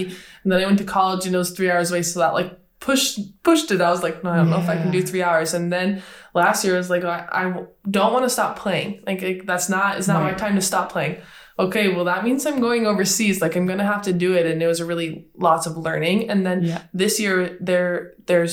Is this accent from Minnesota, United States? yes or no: no; Wisconsin, United States; moved away as an adult; also born or lived in Illinois / Brno, Czech Republic; now in Switzerland; I grew up in Wisconsin in the States, and I went to school in Illinois at Northern Illinois University